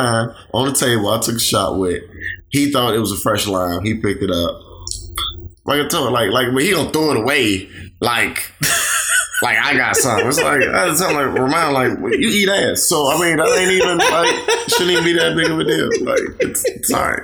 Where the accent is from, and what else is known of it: Chicago, Illinois, United States; moved away